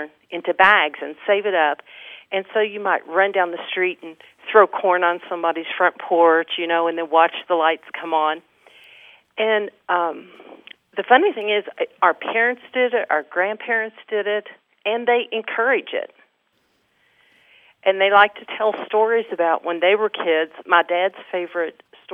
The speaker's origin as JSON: {"language": "English", "town": "Augusta", "region": "Kentucky", "country": "United States", "tie": "born or raised there", "moved": "yes", "lives_now": "Lexington, United States", "said": "my little hometown in northern Kentucky"}